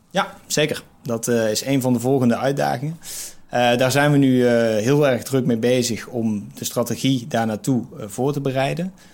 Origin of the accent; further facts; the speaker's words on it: Eindhoven, North Brabant, Netherlands; moved away; also born or lived in Amsterdam; als ik in Eindhoven ben, waar ik dan geboren ben